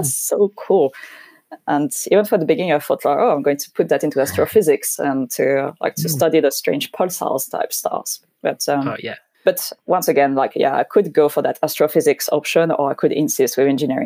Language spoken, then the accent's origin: English; Normandy, France; English is a second language; moved away as an adult; also born or lived in Paris / United Kingdom; I grew up in Normandy